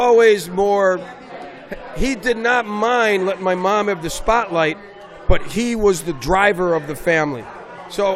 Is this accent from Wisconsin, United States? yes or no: no; Rocky River, Ohio, United States; moved away as an adult; also born or lived in New York City; I grew up in Ohio